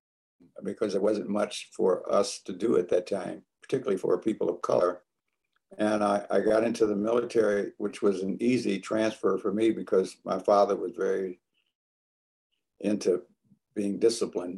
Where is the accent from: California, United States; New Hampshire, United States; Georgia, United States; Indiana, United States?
Indiana, United States; a little small town in; also born or lived in Chicago, Illinois; now in Tacoma, Washington, United States; I grew up in a little small town in Indiana, shortly after my folks moved from Chicago, Illinois.